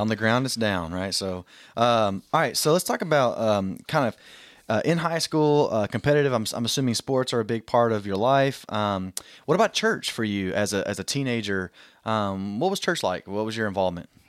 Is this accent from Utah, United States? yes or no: no; Southeast Texas, United States; I'm from Southeast Texas